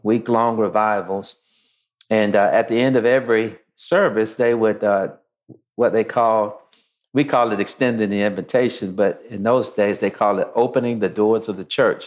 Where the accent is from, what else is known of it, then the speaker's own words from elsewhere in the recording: Shreveport, Louisiana, United States; now in Atlanta, United States; I was born in Shreveport, Louisiana in the early 60s